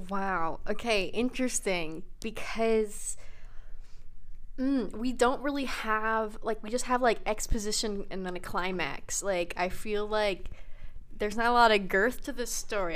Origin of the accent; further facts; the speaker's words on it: United States; I'm an American